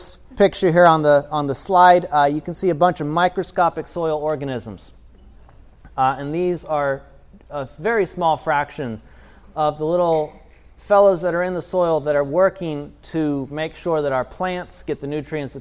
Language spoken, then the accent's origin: English; Tennessee, United States; I'm a farmer from Tennessee